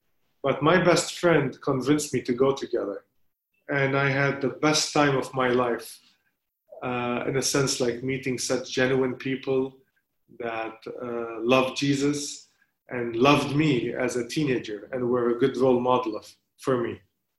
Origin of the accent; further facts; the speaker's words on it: Saudi Arabia; now in Lebanon; I was born and raised in Saudi Arabia, although I come from a nominal Christian family, but my family was living there, and I was brought up there